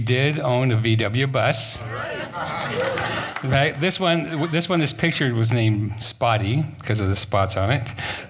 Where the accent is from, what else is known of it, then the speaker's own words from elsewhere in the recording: Japan; born there; And I, being half Japanese, I was born in Japan, I brought my camera, right?